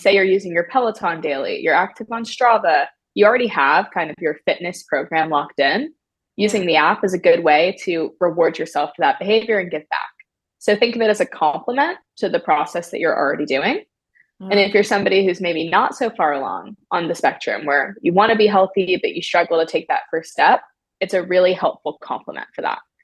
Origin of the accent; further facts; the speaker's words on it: Maryland, United States; moved away as an adult; now in California, United States; I'm originally from Maryland. I grew up in a small town